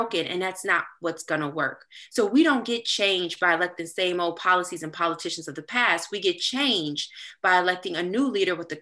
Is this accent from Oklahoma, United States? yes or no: no; Petersburg, Virginia, United States; And that's where I'm from